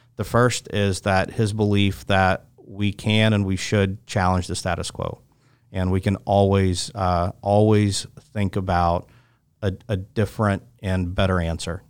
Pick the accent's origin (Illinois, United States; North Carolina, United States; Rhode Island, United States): North Carolina, United States; Chapel Hill; also born or lived in Moscow, Russia; I grew up in Chapel Hill